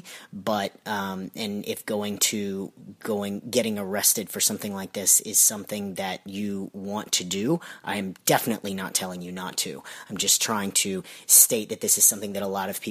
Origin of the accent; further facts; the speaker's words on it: Alabama, United States; now in Georgia, United States; I'm originally from Alabama